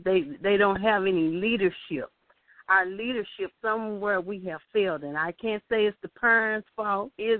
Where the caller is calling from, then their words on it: St. Louis, Missouri, United States; I'm calling from St. Louis, Missouri. I'm a high school teacher.